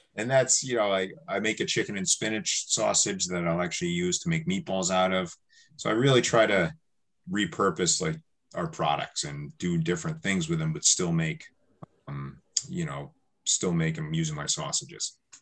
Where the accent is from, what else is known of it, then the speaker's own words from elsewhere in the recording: New York, United States; now in Milton, United States; growing up in New York, I used to go to New York City a little bit here and there